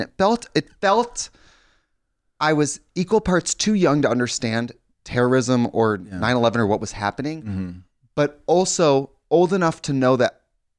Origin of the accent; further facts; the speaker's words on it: Wisconsin, United States; I'm from Wisconsin.